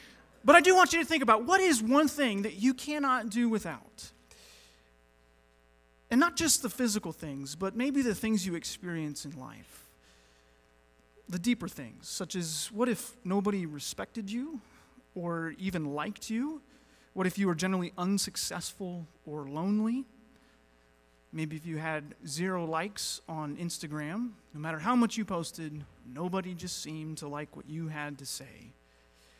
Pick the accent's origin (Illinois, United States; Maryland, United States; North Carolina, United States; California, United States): North Carolina, United States; moved away; I was raised in North Carolina. That's generally where I think of as my, you know, home state